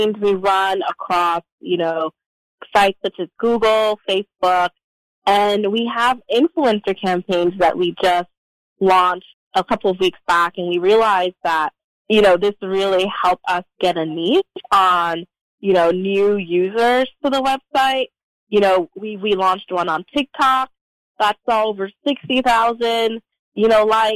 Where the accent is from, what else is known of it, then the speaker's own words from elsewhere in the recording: New York City, New York, United States; now in Georgia, United States; I grew up in New York City